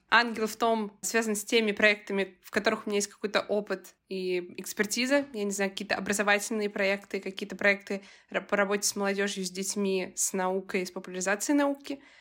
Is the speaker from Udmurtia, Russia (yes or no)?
no; Voronezh, Voronezh Oblast, Russia; moved away; Знаешь, я когда из Воронежа переехала в Москву, я увидела этот контраст.